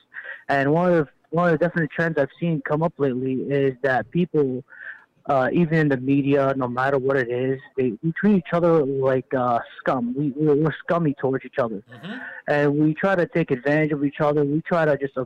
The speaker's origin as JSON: {"language": "English", "town": "New York City", "region": "New York", "country": "United States", "tie": "born or raised there", "said": "I'm born and raised in New York."}